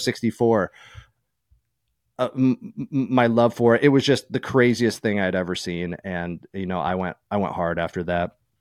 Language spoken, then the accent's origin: English; East Coast, New York, United States; moved away as an adult; also born or lived in California; growing up on the East Coast